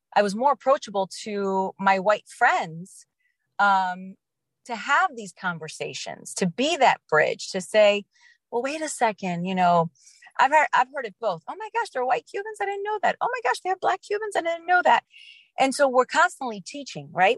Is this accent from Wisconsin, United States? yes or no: no; New Orleans, Louisiana, United States; I grew up in New Orleans.